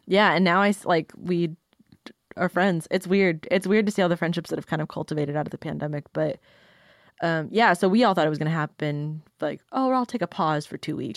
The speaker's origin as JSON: {"language": "English", "town": "Sioux City", "region": "Iowa", "country": "United States", "moved": "yes", "lives_now": "Nashville, United States", "said": "I'm originally from Sioux City, Iowa. I've lived in Nashville for, like, five years-ish"}